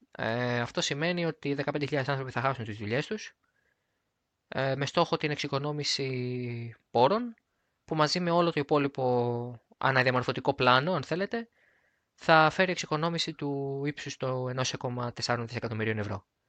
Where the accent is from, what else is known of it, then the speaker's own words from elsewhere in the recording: Greece; εμείς πρώτοι σαν Έλληνες